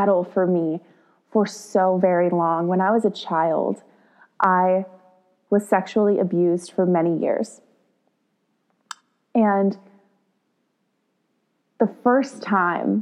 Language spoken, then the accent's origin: English; Texas, United States; I grew up in the Texas public school system